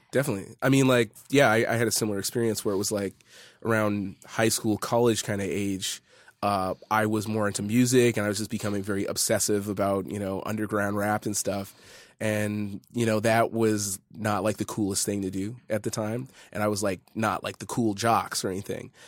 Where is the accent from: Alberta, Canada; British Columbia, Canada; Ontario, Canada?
Alberta, Canada; Edmonton; I was born and raised in Edmonton